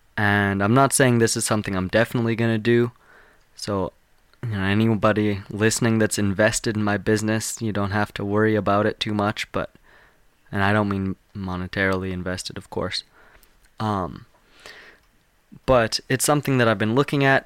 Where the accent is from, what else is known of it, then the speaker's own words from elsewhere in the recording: Calgary, Alberta, Canada; I'm from Calgary. I live about three hours from Calgary.